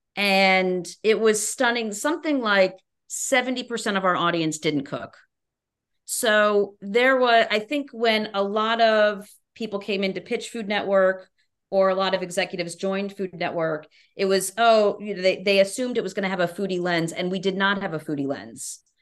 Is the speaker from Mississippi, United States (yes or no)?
no; Albany, New York, United States; I'm from New York State, but from Albany upstate, which is much different than the city